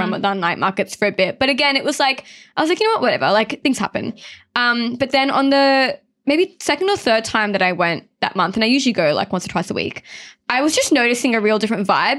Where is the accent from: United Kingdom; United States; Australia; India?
Australia; Sydney, New South Wales; growing up, I lived in Mount Druitt